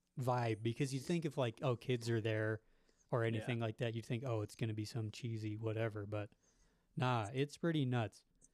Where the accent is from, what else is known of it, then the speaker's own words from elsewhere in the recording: southern Nevada by Las Vegas, United States; now in Provo, United States; I grew up in Nevada, southern Nevada by Las Vegas, the local scene around there.